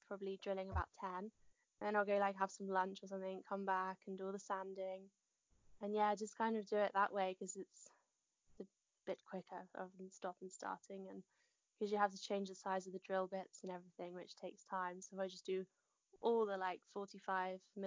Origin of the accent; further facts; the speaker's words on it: Hertfordshire, East of England, United Kingdom; moved away as an adult; now in West Sussex, United Kingdom; But originally I was in Hertfordshire and brought up in Hertfordshire.